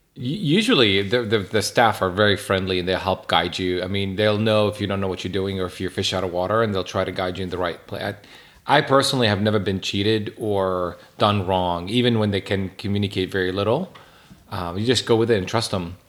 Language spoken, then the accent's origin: English; Jerusalem, Jerusalem District, Israel; now in Atlanta, United States; I was born and raised in Jerusalem